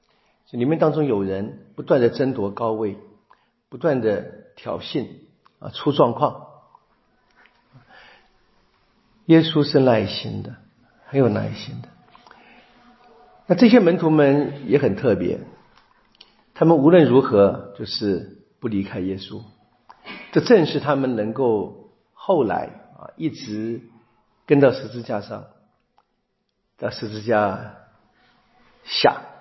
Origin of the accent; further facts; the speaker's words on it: China; 我们中国人说的比较好听的是“不看生面看佛面”，比较难听的是“打狗看主人”。